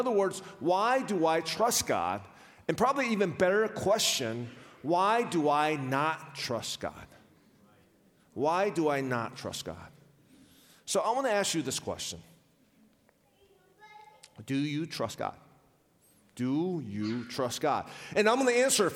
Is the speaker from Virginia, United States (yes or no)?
yes; Richmond, Virginia, United States; I was raised in Richmond, Virginia